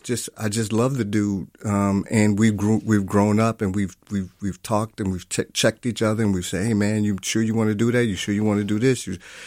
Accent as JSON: {"language": "English", "town": "Milwaukee", "region": "Wisconsin", "country": "United States", "tie": "born or raised there", "said": "And I grew up in Milwaukee."}